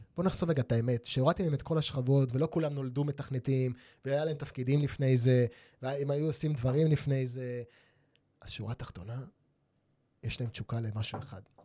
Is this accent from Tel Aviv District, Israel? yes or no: yes; Holon, Tel Aviv District, Israel; אני נולדתי בחולון